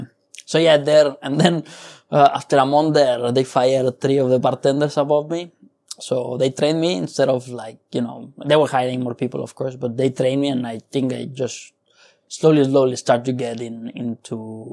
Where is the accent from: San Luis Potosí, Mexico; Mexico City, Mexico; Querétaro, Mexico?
San Luis Potosí, Mexico; moved away as an adult; now in London, United Kingdom; I'm from Mexico. Yeah. I'm from a city called San Luis Potosi.